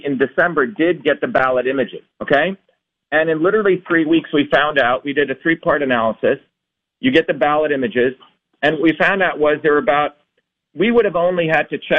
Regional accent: India; now in United States; I was born originally in India

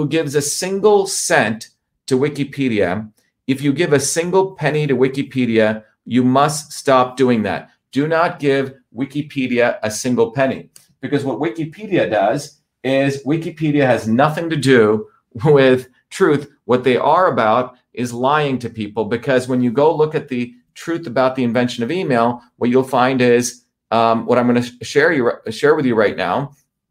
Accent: Newark, New Jersey, United States; also born or lived in Bombay, India / South India; my family came here when I was 7 years old. I grew up in New Jersey.

